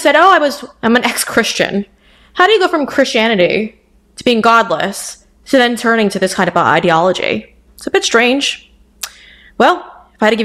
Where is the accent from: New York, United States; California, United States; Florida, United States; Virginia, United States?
New York, United States; Huntington; I was raised in Huntington, New York with my 6 siblings